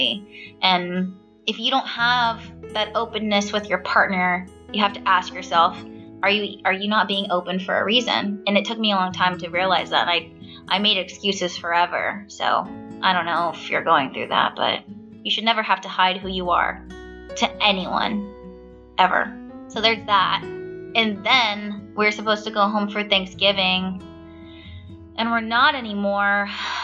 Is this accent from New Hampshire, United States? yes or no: no; Stockton, California, United States; now in Baltimore, United States; Stockton, California, my hometown.